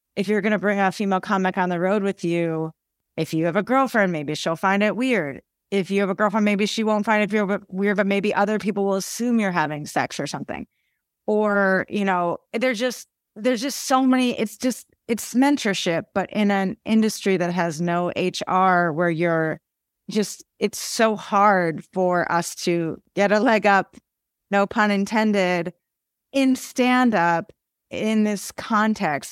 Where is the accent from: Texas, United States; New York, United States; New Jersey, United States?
New Jersey, United States; Haddonfield; I grew up in Haddonfield, New Jersey, which is a small town